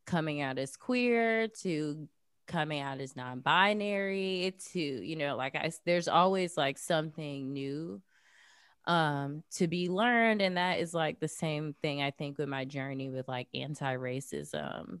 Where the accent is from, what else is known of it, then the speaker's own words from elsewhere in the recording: Jacksonville, Florida, United States; moved away as an adult; also born or lived in New York City / Los Angeles; I grew up in Jacksonville, Florida